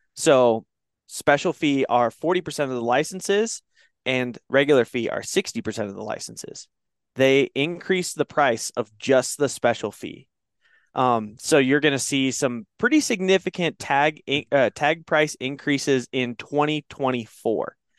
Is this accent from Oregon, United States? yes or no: yes; Oregon, United States; now in Wyoming, United States; I grew up in Oregon